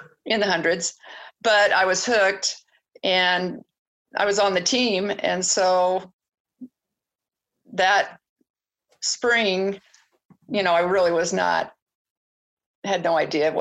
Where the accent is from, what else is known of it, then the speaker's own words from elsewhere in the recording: Twin Falls, Idaho, United States; I grew up in Twin Falls